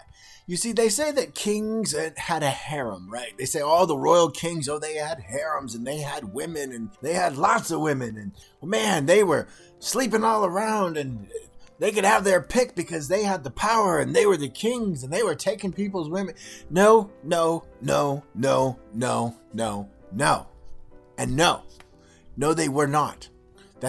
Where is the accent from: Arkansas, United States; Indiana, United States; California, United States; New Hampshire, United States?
California, United States; When I was a child growing up in California